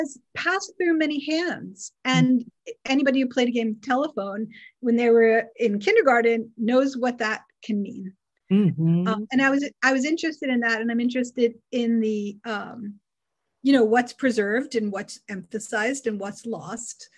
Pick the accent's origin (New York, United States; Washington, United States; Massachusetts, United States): New York, United States; Long Island; I grew up on Long Island